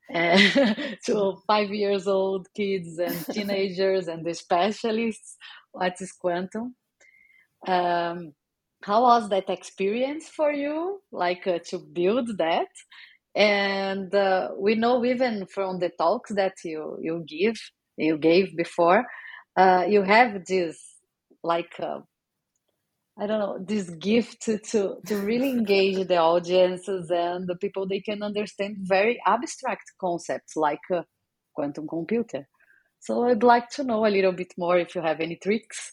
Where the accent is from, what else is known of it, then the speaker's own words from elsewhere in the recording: Brazil; moved away; also born or lived in England; I'm from Brazil